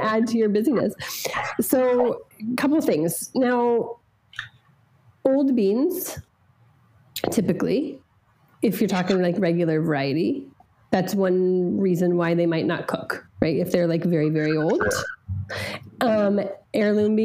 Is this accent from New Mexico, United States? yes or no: yes; New Mexico, United States; I grew up in New Mexico